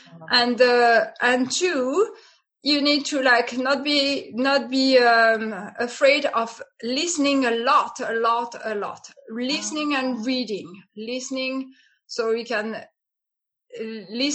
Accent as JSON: {"language": "English", "country": "France", "second_language": "English", "moved": "as an adult", "lives_now": "Italy", "said": "I'm more from the south of France. So the south of France, Provence, I mean, I'm from the Alps, but it's already starting to be the south of France."}